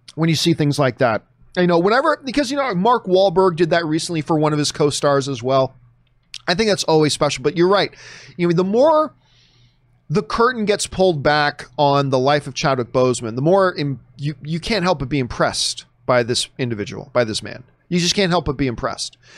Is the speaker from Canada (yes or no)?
yes; Canada; now in United States; my home country